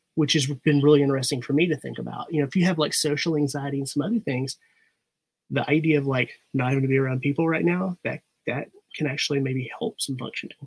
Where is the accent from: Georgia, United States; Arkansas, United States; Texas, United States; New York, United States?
Arkansas, United States; I'm originally from Arkansas